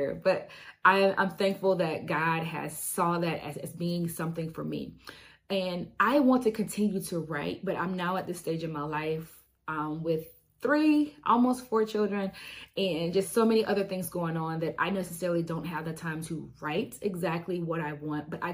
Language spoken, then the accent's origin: English; Alabama, United States; I am born and raised in Alabama